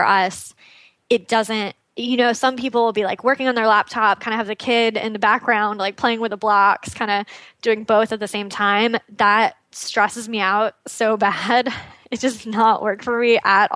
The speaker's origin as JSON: {"language": "English", "town": "Austin", "region": "Texas", "country": "United States", "tie": "born or raised there", "also_born_or_lived": "California", "moved": "as an adult", "said": "We actually just moved back to my hometown of Austin a few months ago"}